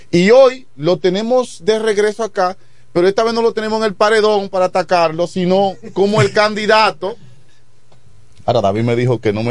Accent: Chabón, La Romana, Dominican Republic; porque mi familia, la mayoría, viven en, Guaymate, los Veras y … que somos de Chabón, viven en Guaymate, y realmente ese municipio yo lo tengo como mío

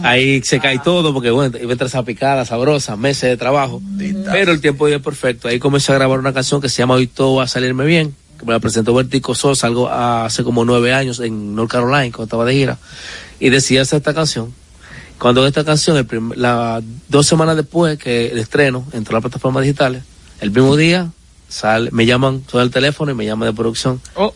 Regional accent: San Francisco de Macorís, Duarte, Dominican Republic; nunca he dicho que soy de San Francisco

